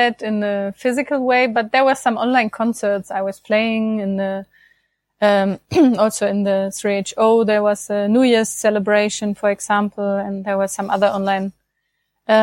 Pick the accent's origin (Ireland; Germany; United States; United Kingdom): Germany; I'm from Germany